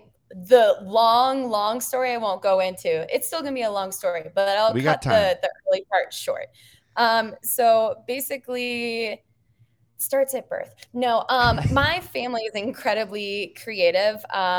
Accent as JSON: {"language": "English", "region": "Minnesota", "country": "United States", "tie": "born or raised there", "said": "We grew up in Southern Minnesota, so we paint a lot of cornfields."}